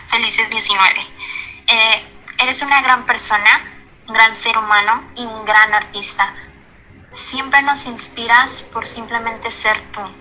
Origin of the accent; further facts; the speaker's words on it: Mexico; soy de México.